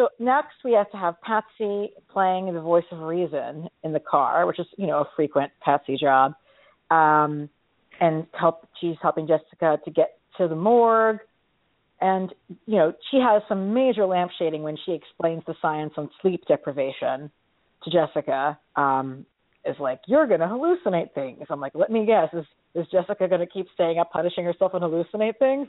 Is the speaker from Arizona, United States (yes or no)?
no; New York City, New York, United States; a New Yorker